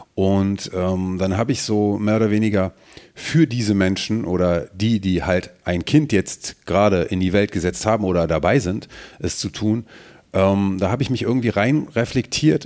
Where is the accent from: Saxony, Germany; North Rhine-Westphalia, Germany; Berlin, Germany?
North Rhine-Westphalia, Germany; Mönchengladbach; Ich identifiziere mich schon ähm, damit, wo ich herkomme. Und deswegen, ähm, ja, sage ich das auch, betone ich das auch, dass ich aus Mönchengladbach bin